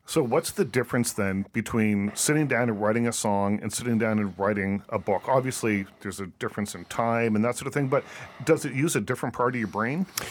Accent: Nova Scotia, Canada; moved away; I grew up in Nova Scotia

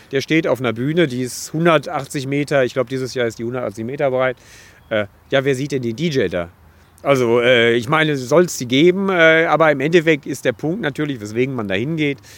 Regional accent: Dortmund, North Rhine-Westphalia, Germany; Also ich komme aus dem Ruhrgebiet, ich bin hier geboren

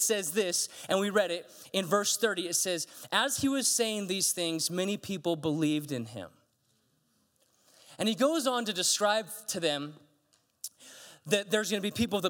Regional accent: United States; I'm American

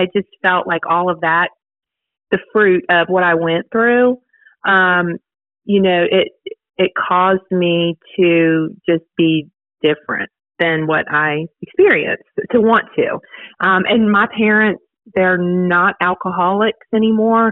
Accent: Virginia, United States; moved away as an adult; now in Dothan, United States; I'm from Virginia originally. Moved to Dothan about 10 years

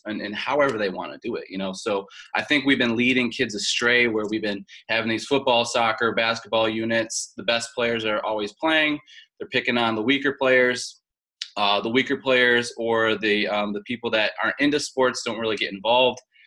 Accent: Tonawanda, New York, United States; moved away as an adult; also born or lived in Wilmington, North Carolina; I'm from Tonawanda, New York, which is north of Buffalo, in between Niagara Falls and Buffalo. Grew up right next to the Niagara River, actually.

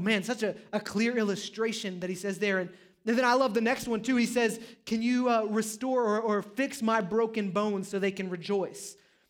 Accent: Texas, United States; I mean, I'm from Texas

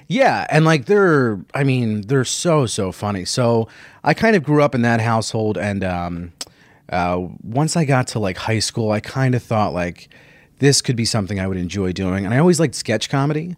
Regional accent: Philadelphia, Pennsylvania, United States; also born or lived in New York; I grew up in Philadelphia. Yeah, yeah, I was born here, and uh, born right outside of the city

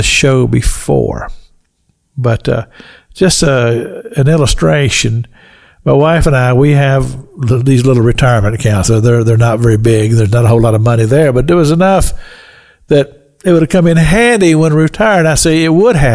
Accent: Kentucky, United States; I've told you about the farm that I grew up in Kentucky, an old log house

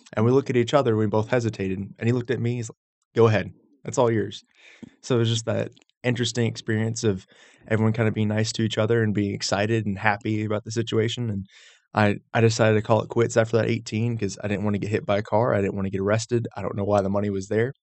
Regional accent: Knoxville, Tennessee, United States; moved away; also born or lived in Roswell, Georgia; I grew up in Knoxville, but they moved down, so it's it's kind of a split

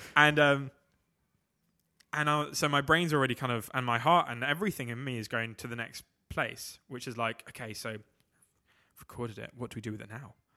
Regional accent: England, United Kingdom

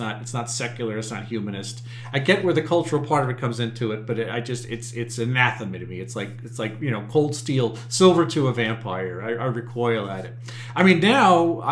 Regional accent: Long Island, New York, United States; I grew up on Long Island

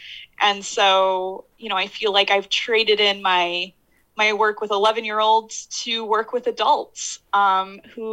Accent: Chicago suburbs, Illinois, United States; moved away as an adult; also born or lived in Lawton, Michigan; now in Michigan, United States; I'm originally from Illinois, from like the Chicago suburbs

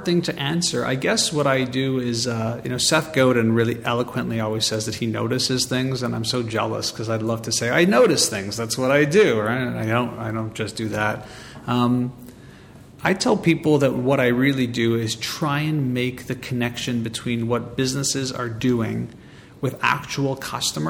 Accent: Montreal, Quebec, Canada; I'm born and raised in Montreal

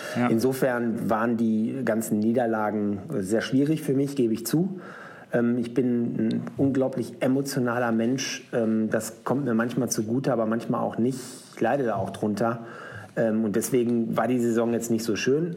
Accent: Schwaney, North Rhine-Westphalia, Germany; in meinem Heimatort äh, namens Schwanei. Das liegt in der Nähe von Paderborn.

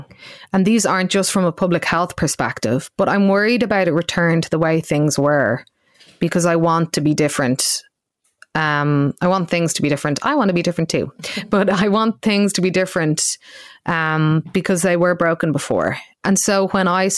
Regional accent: Ireland; as Irish people

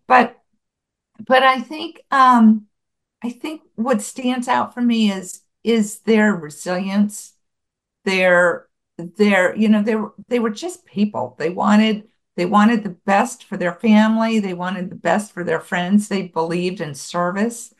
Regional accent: Buffalo, New York, United States; moved away; I grew up in Buffalo, New York

